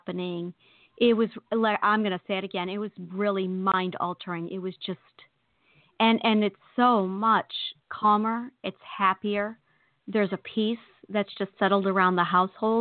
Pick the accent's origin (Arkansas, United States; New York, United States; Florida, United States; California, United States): New York, United States; I'm a New Yorker